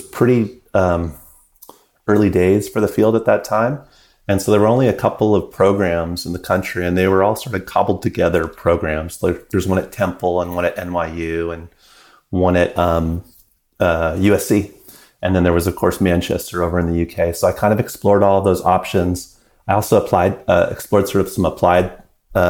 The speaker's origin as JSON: {"language": "English", "region": "British Columbia", "country": "Canada", "tie": "born or raised there", "said": "I was growing up in British Columbia"}